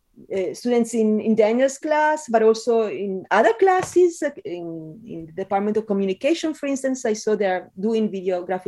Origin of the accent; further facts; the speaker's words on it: Italy; English is a second language; moved away as an adult; also born or lived in Spain; now in United States; the accent is such a part of my identity as an Italian who lived years in Spain